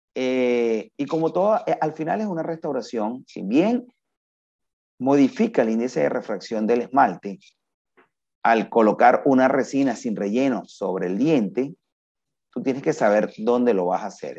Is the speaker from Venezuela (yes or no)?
yes; Venezuela; moved away as an adult; desde que yo terminé hasta que yo salí de Venezuela